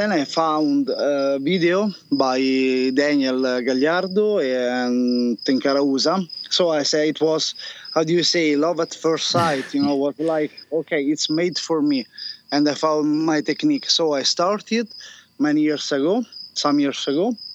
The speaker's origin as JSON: {"language": "English", "town": "Rome", "region": "Lazio", "country": "Italy", "tie": "born or raised there", "also_born_or_lived": "Monti Simbruini, Lazio", "said": "I was born in Rome, so really central Italy, the capital city"}